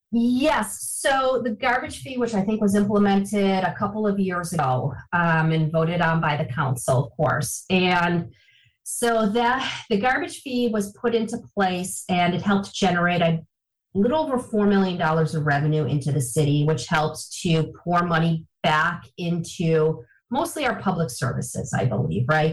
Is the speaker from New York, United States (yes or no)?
yes; Niagara Falls, New York, United States; I am uh, from Niagara Falls, born and raised in Niagara Falls, lived here for